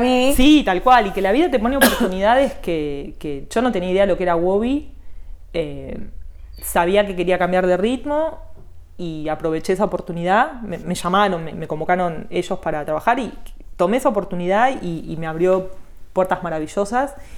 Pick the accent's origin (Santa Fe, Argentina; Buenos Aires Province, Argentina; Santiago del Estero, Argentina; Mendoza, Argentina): Buenos Aires Province, Argentina; Morón; now in Olivos, Argentina; yo nací en Morón